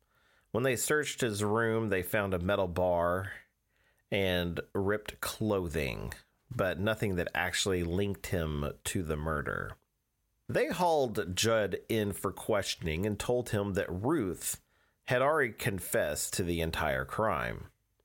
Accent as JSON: {"language": "English", "town": "Cortland", "region": "New York", "country": "United States", "tie": "born there", "lives_now": "East Orange, United States", "said": "We live in East Orange, New Jersey. I was born in Cortland, New York."}